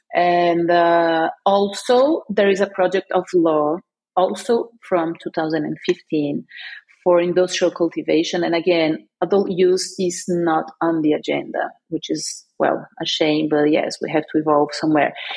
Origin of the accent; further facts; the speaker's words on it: São Paulo, Brazil; now in Porto, Portugal; I am in Oporto, Portugal. I live here, uh, but I'm from Brazil, Sao Paulo.